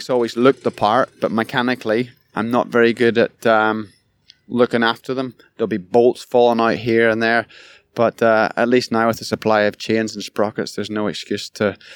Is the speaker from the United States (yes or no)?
no; Ireland; Growing up in Ireland, that was all pie in the sky, like pipe dream. Getting to go to California and ride a motocross bike, let alone ride with your childhood hero.